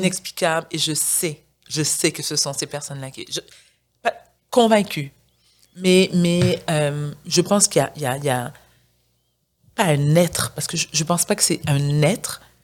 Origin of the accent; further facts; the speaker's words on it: Montreal, Quebec, Canada; also born or lived in South Shore (Rive-Sud), Quebec; je suis née au Québec. J'ai été, je suis née à Outremont. Ensuite, mes parents ont emménagé sur la rive sud. J'étais à l'école privée.